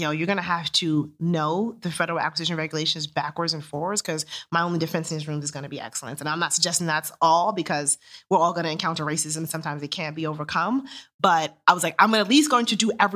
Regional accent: New York City, New York, United States; also born or lived in Monterey, California / Germany; I grew up in Queens, New York

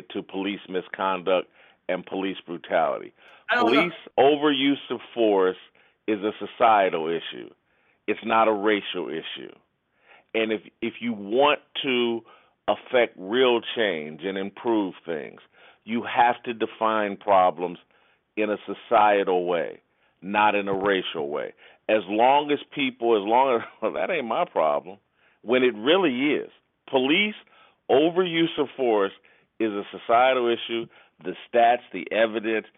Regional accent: Indianapolis, Indiana, United States; I was raised in the church, small black church in Indianapolis

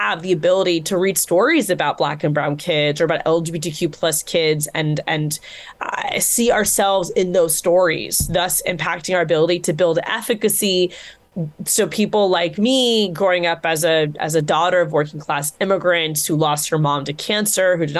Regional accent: Florida, United States; my home state

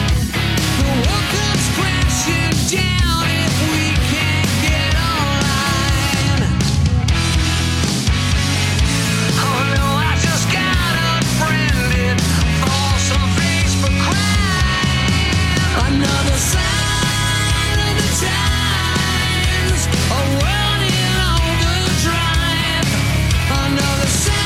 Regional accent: Pennsylvania, United States; now in California, United States; We're from Pennsylvania

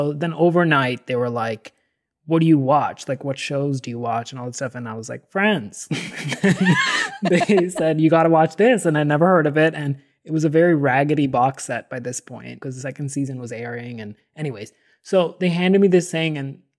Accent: Delhi, India; So I grew up in Delhi, and at this high school was a very crazy school.

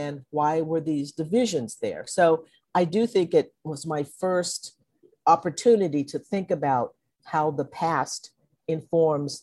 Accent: Conroe, Texas, United States; also born or lived in Livingston, Texas; my parents moved to Conroe, Texas, where I grew up

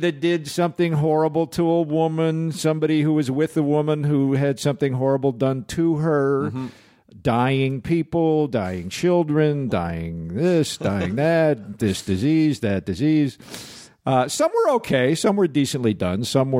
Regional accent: Chicago, Illinois, United States; but no, I came from Chicago. I was doing a lot of theater in Chicago, and I wound up out here in 84 just almost as a fluke.

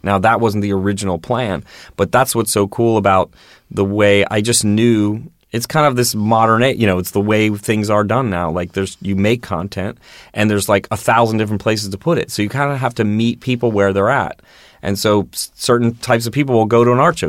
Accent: Baltimore, Maryland, United States; also born or lived in New York; now in Los Angeles, United States; I grew up in Baltimore

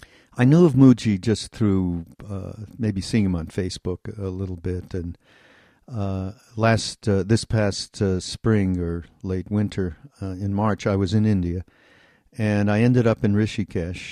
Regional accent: Montreal, Quebec, Canada; now in United States; I'm from Montreal, okay, I'm going to be moving back

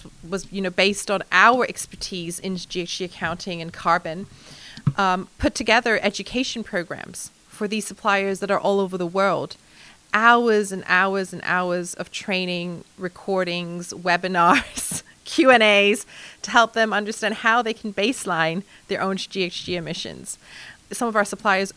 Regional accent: Hong Kong; moved away; also born or lived in mainland China; I'm 100% Chinese in upbringing and culture. I was born in Hong Kong. My family is in the manufacturing business in China since the 70s. We've spent over 20 years as a family living in mainland China.

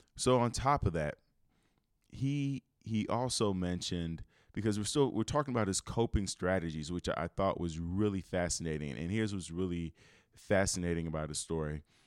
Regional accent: Chicago, Illinois, United States; moved away as an adult; I'm from Chicago and where I lived, I lived in the middle of the city

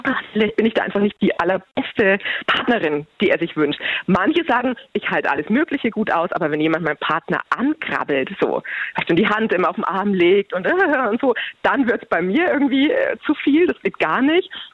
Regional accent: Bavaria, Germany; bei uns in Bayern

